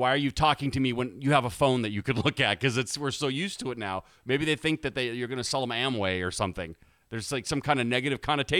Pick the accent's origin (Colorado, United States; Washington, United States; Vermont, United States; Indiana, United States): Washington, United States; Issaquah; I'm from Issaquah